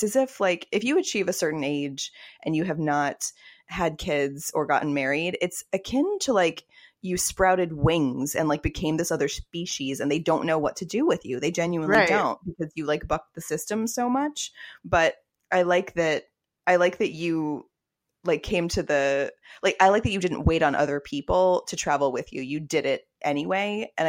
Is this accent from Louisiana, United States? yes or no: no; Fort Worth, Texas, United States; also born or lived in Austin; It's such an anomaly. Like, I'm Southern too. I'm from Texas.